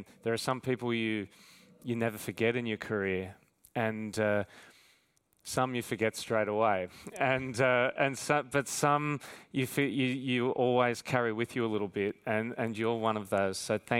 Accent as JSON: {"language": "English", "country": "Australia", "accent": "Australian", "said": "especially in my Australian accent too."}